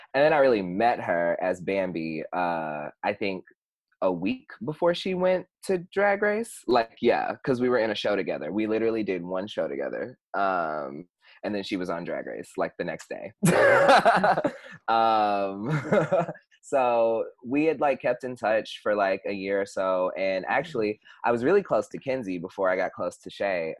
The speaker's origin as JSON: {"language": "English", "town": "Houston", "region": "Texas", "country": "United States", "moved": "as an adult", "lives_now": "Chicago, United States", "said": "originally I'm from Houston, Texas, and I moved here"}